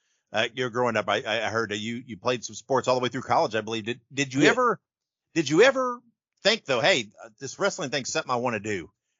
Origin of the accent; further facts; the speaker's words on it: Indiana, United States; I'm originally from Indiana.